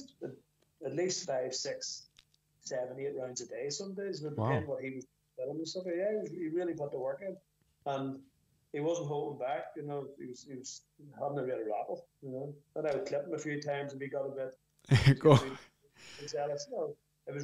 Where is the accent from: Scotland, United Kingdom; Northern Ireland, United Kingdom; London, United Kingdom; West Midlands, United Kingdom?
Northern Ireland, United Kingdom; Belfast; I'm from Belfast